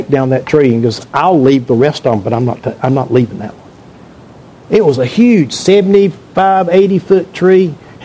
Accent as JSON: {"language": "English", "region": "North Carolina", "country": "United States", "tie": "born or raised there", "said": "I grew up in eastern part of the state."}